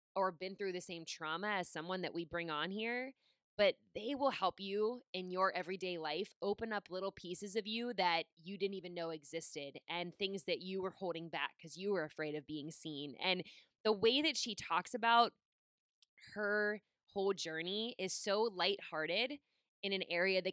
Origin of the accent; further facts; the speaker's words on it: Pittsburgh, Pennsylvania, United States; moved away as an adult; now in Rhode Island, United States; I live in Rhode Island now, but I born and raised in Pittsburgh for 26 years